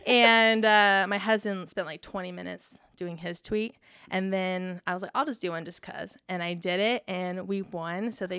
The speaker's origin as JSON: {"language": "English", "region": "California", "country": "United States", "also_born_or_lived": "Indiana / Florida", "moved": "as an adult", "lives_now": "Texas, United States", "said": "I'm originally from California"}